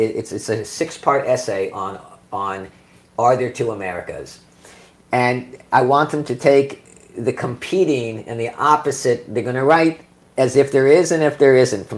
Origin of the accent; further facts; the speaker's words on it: Vietnam; I mean, I grew up in Vietnam.